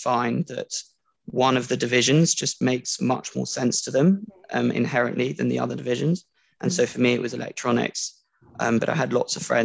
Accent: France; moved away as an adult; also born or lived in London, United Kingdom / Durham, United Kingdom; I was born in London, but grew up and was schooled in France up until going to university

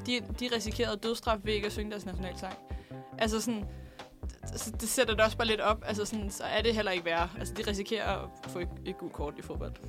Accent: Denmark; jeg er fra Hundvig

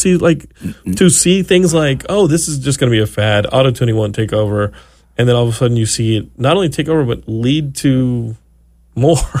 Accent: Austin, Texas, United States; now in Los Angeles, United States; growing up in Austin

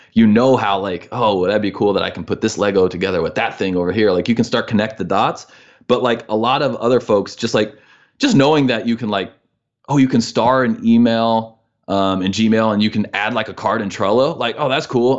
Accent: Midwest, United States; moved away as an adult; also born or lived in Missouri / Illinois; we're from the Midwest

